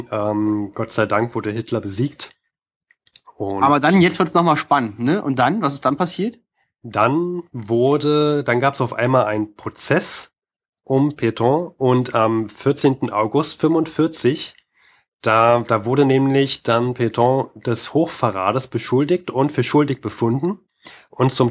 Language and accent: German; Germany; Allerdings bin ich auch Deutscher und wer weiß, wie man in Frankreich aufwächst